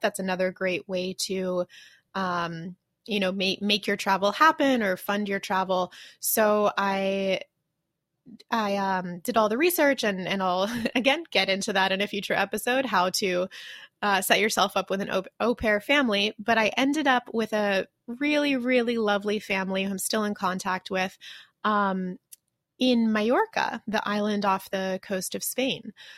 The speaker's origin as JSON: {"language": "English", "country": "United States", "moved": "as an adult", "lives_now": "Taiwan", "said": "I'm American"}